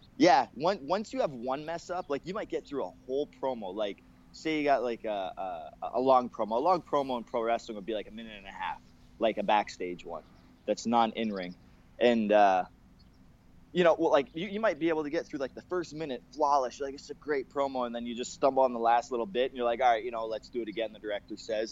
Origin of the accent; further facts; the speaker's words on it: Canada; I'm a Canadian, Canadian